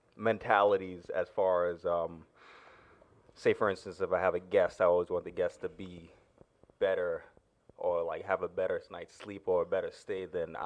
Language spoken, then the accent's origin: English; Antigua & Barbuda; So I'm also from the Caribbean, if you guys didn't know. specifically Antigua.